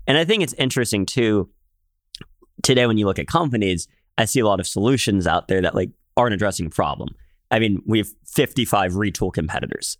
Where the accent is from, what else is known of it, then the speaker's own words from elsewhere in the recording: Philadelphia, Pennsylvania, United States; moved away; I grew up in Philadelphia, which, uh, good city.